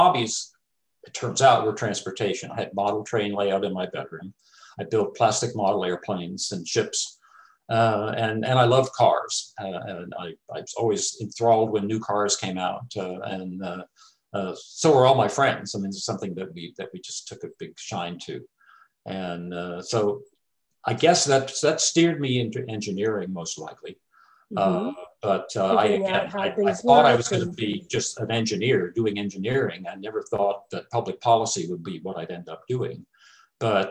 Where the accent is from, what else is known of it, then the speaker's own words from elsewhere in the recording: suburb of Miami, Florida, United States; I grew up in a working class suburb of Miami, Florida